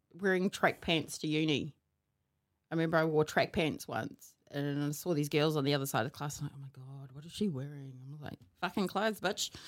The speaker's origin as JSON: {"language": "English", "town": "Hamilton", "region": "Waikato", "country": "New Zealand", "tie": "born or raised there", "also_born_or_lived": "Wellington", "said": "I come from Hamilton because this is where most of my life was lived, even though, uh, I was born in Wellington"}